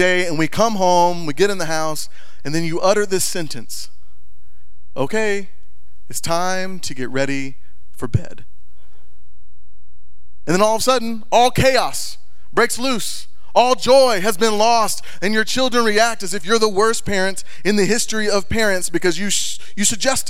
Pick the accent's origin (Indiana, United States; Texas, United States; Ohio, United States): Texas, United States; moved away as an adult; now in Montana, United States; we just moved from the great state of Texas. And we came to be Montanans, okay? Now, we're from Texas.